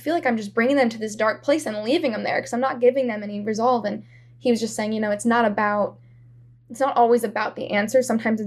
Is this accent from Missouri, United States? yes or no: yes; Columbia, Missouri, United States; also born or lived in Kansas City; I'm from Columbia, Missouri, which is a college town. It's where Mizzou is